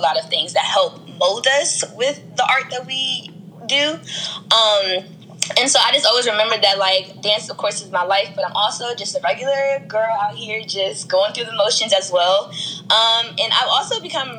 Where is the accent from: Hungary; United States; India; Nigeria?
United States; Prince George's County, Maryland; I'm from PG County, Maryland.